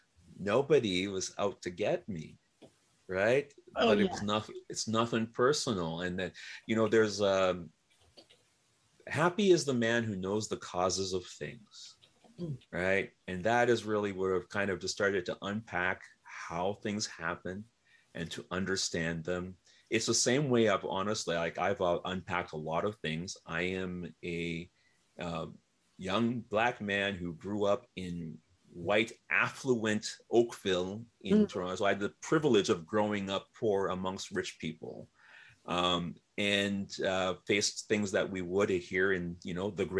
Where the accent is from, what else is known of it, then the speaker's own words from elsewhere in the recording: Dominica; moved away; I am from the Commonwealth of Dominica. It's a speck